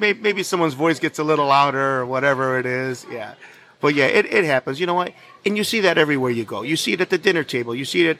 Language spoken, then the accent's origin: English; Detroit, Michigan, United States; now in Scottsdale, United States; I'm from Detroit.